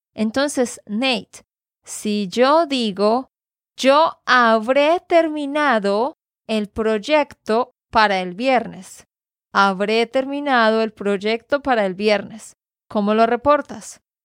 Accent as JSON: {"language": "Spanish", "region": "Santander", "country": "Colombia", "said": "de Santander, Colombia"}